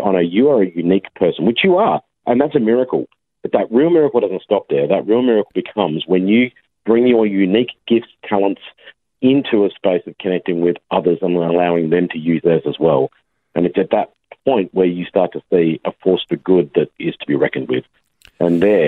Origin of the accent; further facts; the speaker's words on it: Australia; we're actually small as a nation and we're right on the other side of the world